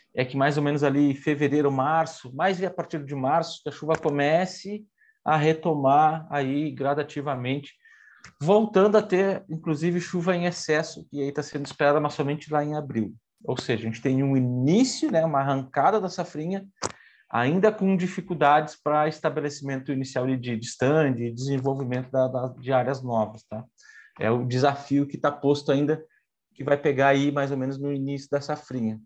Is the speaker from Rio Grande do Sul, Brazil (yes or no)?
yes; Rio Grande do Sul, Brazil; moved away; eu sou do Rio Grande do Sul